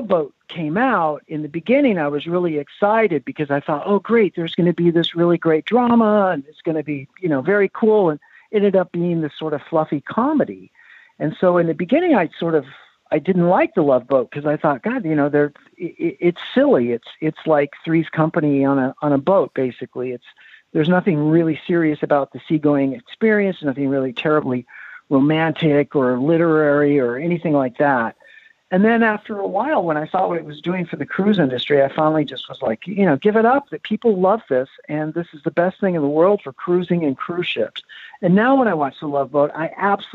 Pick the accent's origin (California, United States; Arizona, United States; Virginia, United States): California, United States; Los Angeles; I grew up in Hollywood